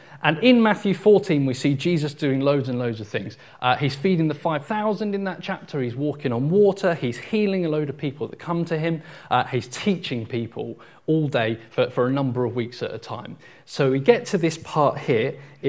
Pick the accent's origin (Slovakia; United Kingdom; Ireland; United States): United Kingdom; Portsmouth, South East England; moved away; someone who grew up and was born and raised in Portsmouth